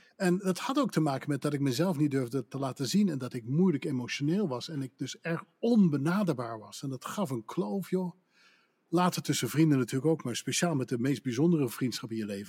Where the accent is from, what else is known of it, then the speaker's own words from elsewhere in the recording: Netherlands; accent: Dutch; moved away as an adult; also born or lived in Pennsylvania / Newport, Vermont; now in United States; ik kwam daar net als een Hollander tussenin